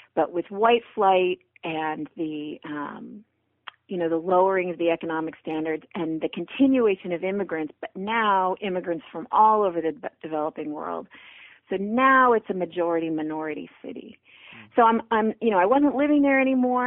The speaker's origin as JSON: {"language": "English", "town": "Brockton", "region": "Massachusetts", "country": "United States", "tie": "born or raised there", "also_born_or_lived": "Missouri", "moved": "as an adult", "said": "Brockton, Massachusetts, which is my hometown"}